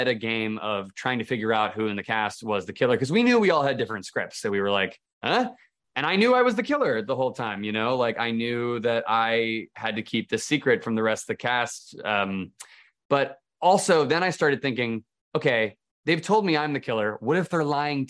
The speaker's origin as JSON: {"language": "English", "country": "United States", "said": "I'm American"}